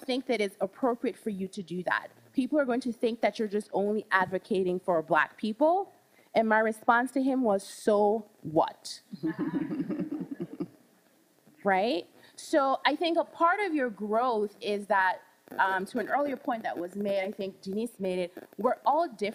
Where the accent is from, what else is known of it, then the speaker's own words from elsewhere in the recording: Charlotte Amalie, U.S. Virgin Islands; moved away; I grew up in the Caribbean. I grew up in the Virgin Islands, St. Thomas.